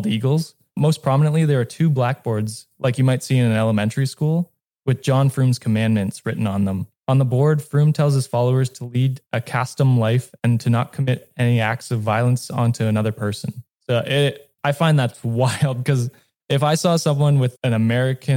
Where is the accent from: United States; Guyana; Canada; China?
Canada; I'm Canadian